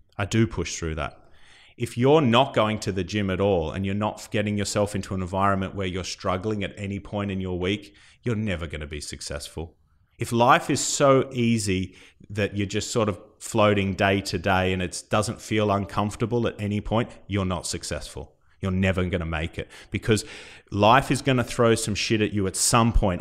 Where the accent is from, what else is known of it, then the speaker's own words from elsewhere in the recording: Australia; now in United Kingdom; coming from Australia